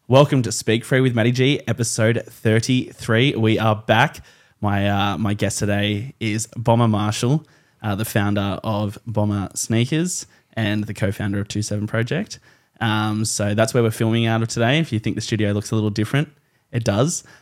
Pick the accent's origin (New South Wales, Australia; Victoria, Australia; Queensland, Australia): New South Wales, Australia; the Hawkesbury; I'm from the Hawkesbury, but, uh, you know, I went to uni in Penrith